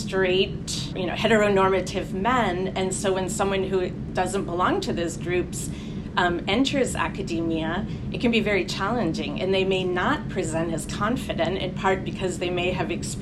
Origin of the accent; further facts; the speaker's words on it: New Jersey, United States; moved away as an adult; also born or lived in Washington; now in Hoboken, United States; I'm actually from New Jersey